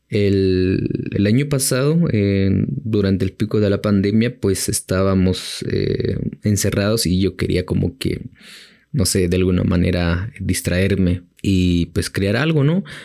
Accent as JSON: {"language": "Spanish", "region": "Chimaltenango", "country": "Guatemala", "said": "del el municipio pues de, de donde soy, em, le dicen tierra del comal, del membrillo y del durazno"}